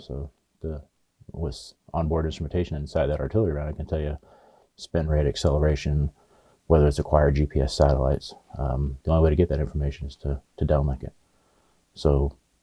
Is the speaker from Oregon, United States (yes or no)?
yes; Oregon, United States; also born or lived in Los Angeles, California; now in Yuma, United States; I grew up in Oregon and went to college